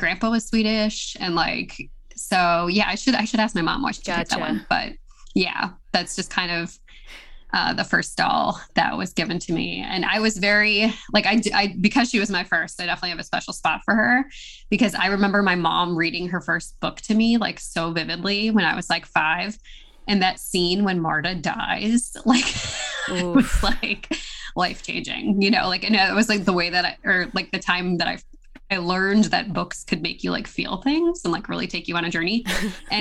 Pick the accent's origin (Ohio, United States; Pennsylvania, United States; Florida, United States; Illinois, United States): Illinois, United States; Chicago suburbs; I grew up in the Midwest, like in the Chicago suburbs